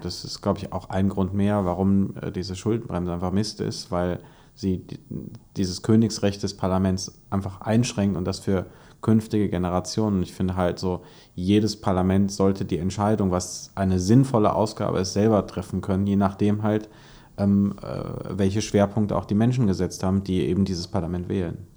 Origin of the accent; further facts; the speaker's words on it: Hesse, Germany; als Hesse